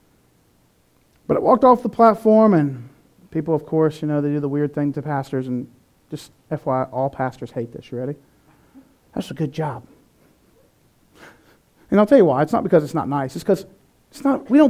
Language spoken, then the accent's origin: English; North Carolina, United States; I'm from North Carolina, where people say mean things and then say, bless your heart